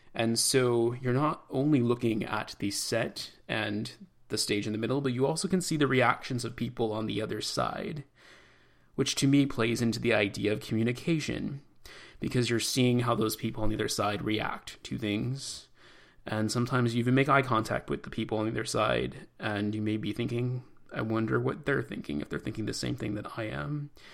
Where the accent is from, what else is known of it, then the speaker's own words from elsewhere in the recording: Chicago, Illinois, United States; moved away; I'm a Chicagoan